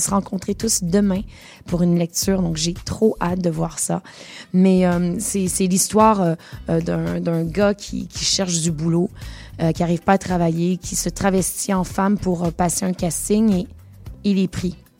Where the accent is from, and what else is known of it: Montreal, Quebec, Canada; born or raised there; accent: Québécois; moved away as an adult; also born or lived in Venezuela / United States; now in France